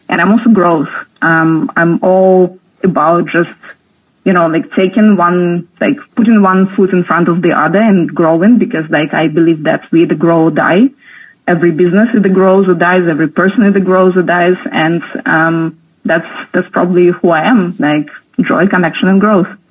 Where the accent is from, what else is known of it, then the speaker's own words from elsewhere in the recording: near Moscow, Moscow Oblast, Russia; also born or lived in Berlin, Germany; now in Portugal; I was born in Russia, um, close to Moscow, so like close to the capital, but like in a small town